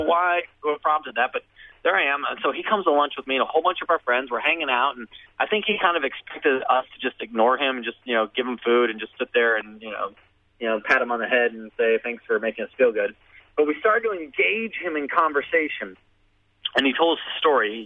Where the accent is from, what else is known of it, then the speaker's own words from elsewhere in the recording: United States; I'm an American, so therefore I'm a Christian.